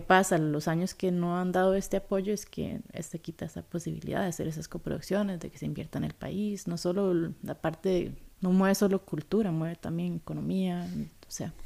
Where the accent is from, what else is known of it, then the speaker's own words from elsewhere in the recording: Costa Rica; moved away as an adult; also born or lived in Sweden; crecí en Costa Rica, hice toda la escuela alcohol acá